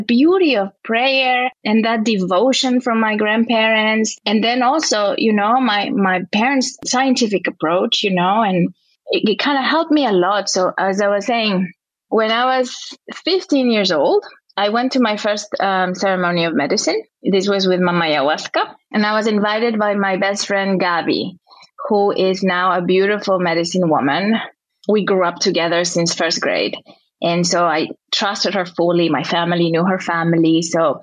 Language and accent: English; Quito, Pichincha, Ecuador; now in Los Angeles, United States; I'm originally from Ecuador, from Quito, which is a city high in the Andes